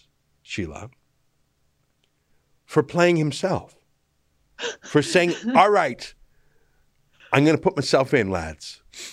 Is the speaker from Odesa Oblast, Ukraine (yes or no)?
no; Dnipro, Dnipropetrovsk Oblast, Ukraine; You know, I'm from Russia. I told you. I'm from Dnipro. It's actually from Ukraine.